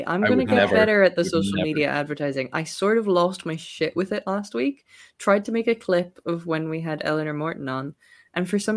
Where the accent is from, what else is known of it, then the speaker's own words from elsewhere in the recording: West Cork, Munster, Ireland; I'm from West Cork